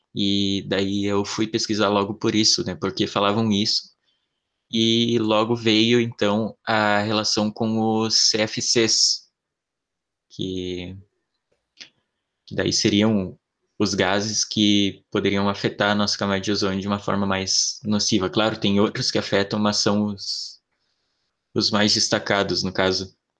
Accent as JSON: {"language": "Portuguese", "region": "Santa Catarina", "country": "Brazil", "said": "eu sou de Santa Catarina"}